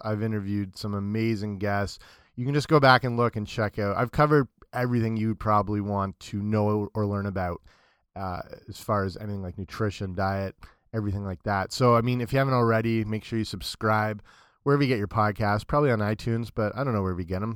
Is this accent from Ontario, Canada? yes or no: yes; London, Ontario, Canada; my hometown, London, Ontario